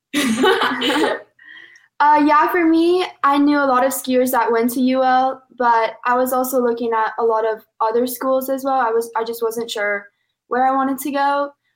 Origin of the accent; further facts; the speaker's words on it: Minnesota, United States; moved away as an adult; now in Lafayette, United States; I'm from Minnesota